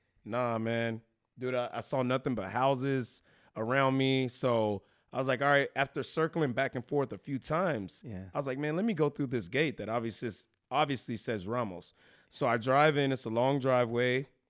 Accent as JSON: {"language": "English", "town": "Houston", "region": "Texas", "country": "United States", "tie": "born or raised there", "moved": "as an adult", "lives_now": "San Antonio, United States", "said": "I'm originally from Houston, Texas"}